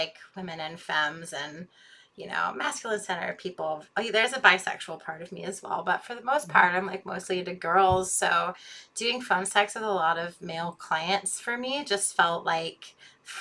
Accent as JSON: {"language": "English", "town": "Tacoma", "region": "Washington", "country": "United States", "tie": "born or raised there", "also_born_or_lived": "San Francisco / Oakland", "moved": "yes", "said": "I grew up in Tacoma, Washington"}